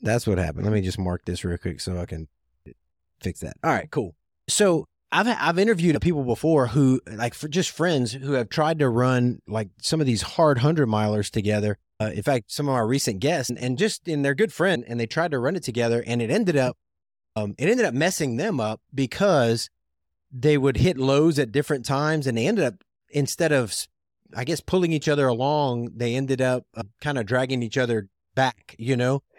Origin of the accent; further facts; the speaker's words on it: Lafayette, Louisiana, United States; I'm from Lafayette area